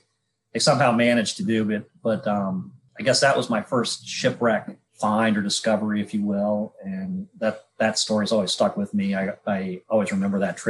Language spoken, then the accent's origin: English; Florida, United States; I grew up in Florida. I was born and raised here.